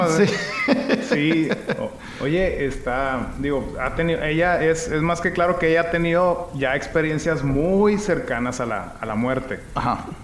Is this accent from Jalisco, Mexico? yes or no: yes; Guadalajara, Jalisco, Mexico; ¿Tú sabías que yo soy de Guadalajara?